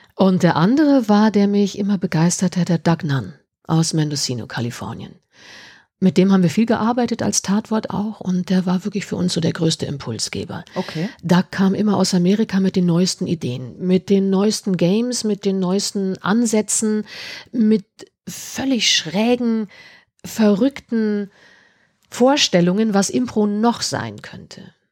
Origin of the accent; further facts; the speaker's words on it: Munich, Bavaria, Germany; seit drei, vier Jahren bei uns in München